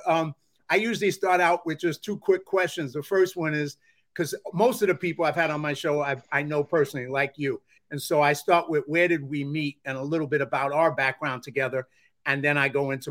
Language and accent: English; New York, United States; I'm from New York